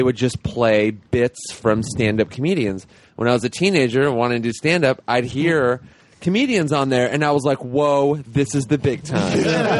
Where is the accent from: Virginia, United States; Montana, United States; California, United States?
California, United States; Los Angeles; I grew up in Los Angeles.